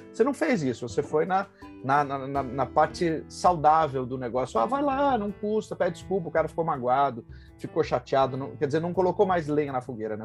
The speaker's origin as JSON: {"language": "Portuguese", "town": "Passo Fundo", "region": "Rio Grande do Sul", "country": "Brazil", "moved": "yes", "lives_now": "São Paulo, Brazil", "said": "sou gaúcho de Passo Fundo, residente em São Paulo há mais de 22 anos"}